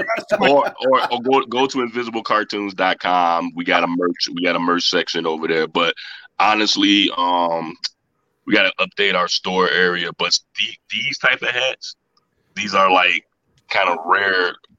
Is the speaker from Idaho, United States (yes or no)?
no; Chicago, Illinois, United States; I'm from Chicago, so it's been a while.